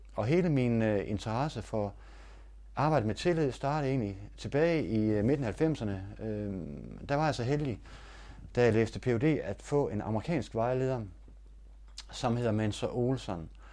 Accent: Denmark; jeg var fra Danmark

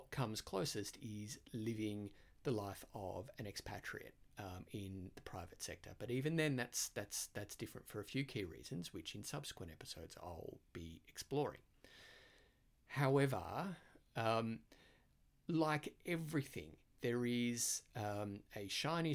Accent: Australia; accent: Australian; moved away; I am Australian

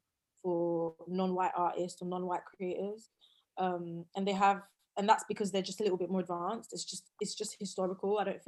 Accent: southeast suburbs of Paris, Île-de-France, France; now in London, United Kingdom; But obviously me, I grew up in France, like, and I still, you know, listen to some French music and everything.

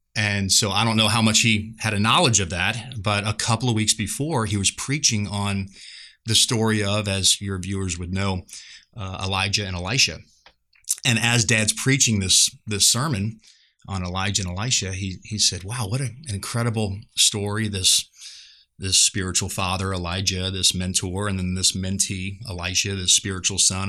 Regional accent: just outside of New Orleans, Louisiana, United States; moved away as an adult; now in Seguin, United States; I'm just outside of New Orleans, and so I am kind of a part of the Caj-, Cajun mafia

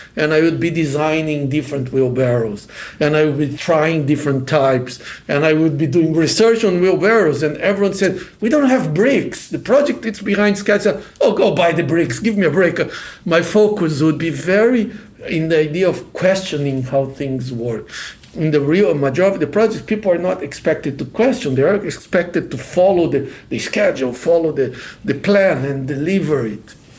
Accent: Brazil; moved away as an adult; now in Los Angeles, United States; I'm originally from Brazil

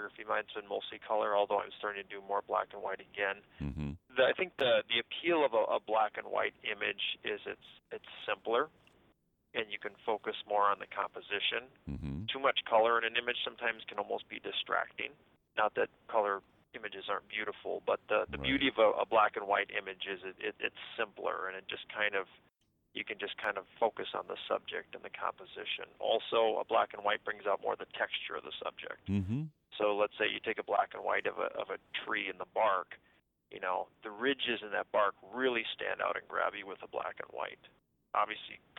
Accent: Park Rapids, Minnesota, United States; also born or lived in Nevis, Minnesota; now in Thief River Falls, United States; I grew up in the Park Rapids area and actually went to school in Nevis, a little town down that way

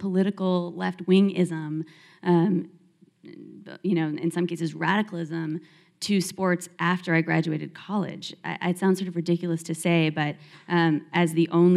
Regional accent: Philadelphia, Pennsylvania, United States; moved away as an adult; also born or lived in Los Angeles, California; I'm Jewish and I grew up in Philadelphia and I moved to UCLA across the country to play sports

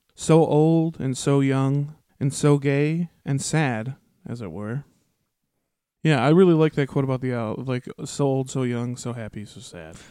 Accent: Twin Cities, Minnesota, United States; We're from the Twin Cities

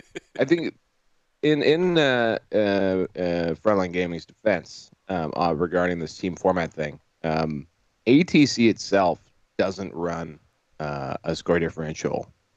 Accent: Ontario, Canada; As a Canadian who's been spoiled by the Canhammer team tournament out here in the Ontario region

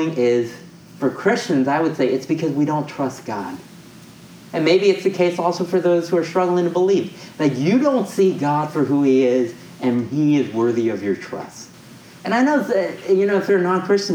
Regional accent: New York, United States; moved away as an adult; now in San Francisco, United States; I grew up in New York.

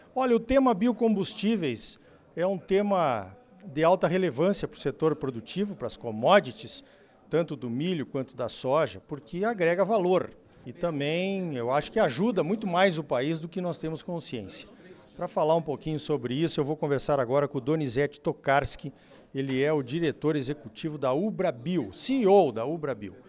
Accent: Mato Grosso, Brazil; Lá no meu estado, em Mato Grosso

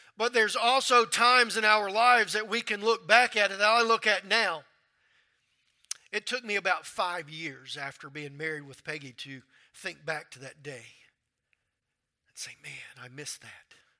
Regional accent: Louisiana, United States; moved away as an adult; also born or lived in North Carolina; I'm from Louisiana

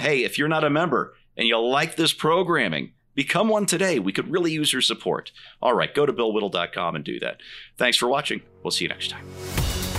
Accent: Colorado, United States; my home state of Colorado

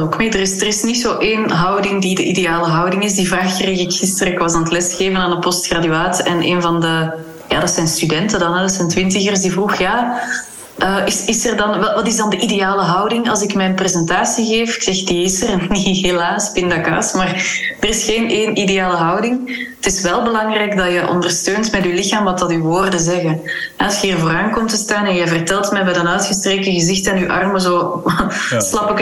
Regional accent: Kortenberg, Flanders, Belgium; now in Huldenberg, Belgium; ik ben in Kortenberg opgegroeid en dan ben in Huldenberg komen wonen.

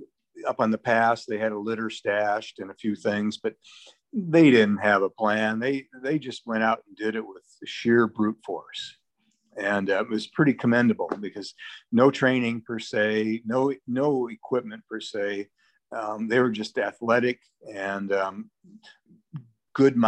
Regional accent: Casper, Wyoming, United States; now in Jackson, United States; I grew up in Casper, Wyoming, and I came to Jackson right out of college.

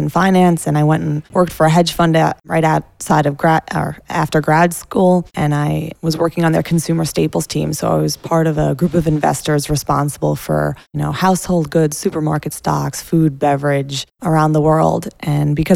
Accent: New York City, New York, United States; also born or lived in Brooklyn; I am a native New Yorker.

